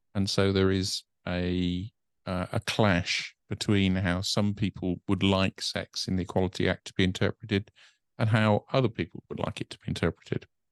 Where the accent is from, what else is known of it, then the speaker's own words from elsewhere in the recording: United Kingdom; being British